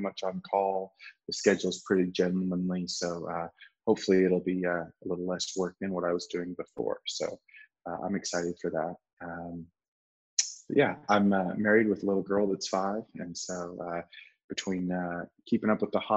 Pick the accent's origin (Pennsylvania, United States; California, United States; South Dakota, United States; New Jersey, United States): California, United States; Southern; I grew up out in Southern California